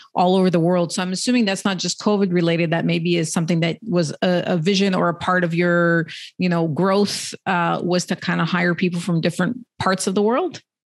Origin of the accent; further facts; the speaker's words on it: Canada; I'm Canadian